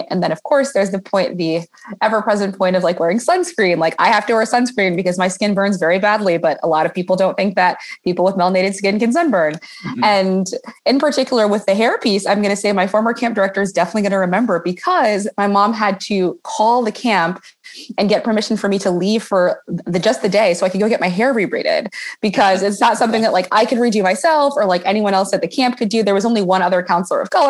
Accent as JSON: {"language": "English", "town": "Oakland", "region": "California", "country": "United States", "tie": "born or raised there", "said": "I grew up in Oakland, California"}